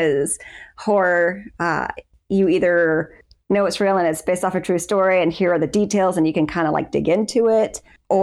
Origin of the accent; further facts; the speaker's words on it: Florida, United States; I was born and raised in Florida